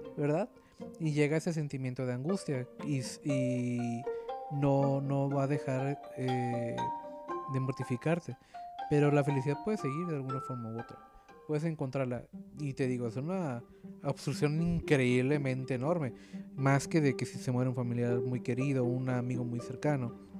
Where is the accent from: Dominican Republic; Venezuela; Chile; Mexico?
Mexico; yo como mexicano